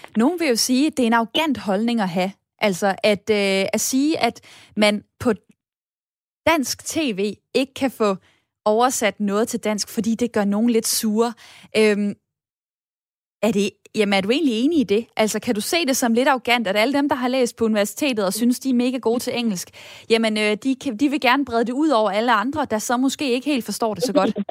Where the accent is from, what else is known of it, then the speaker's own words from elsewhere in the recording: Denmark; vi danskere